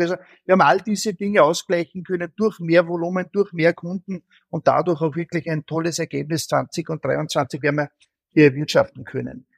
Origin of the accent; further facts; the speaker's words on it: Austria; als Österreicher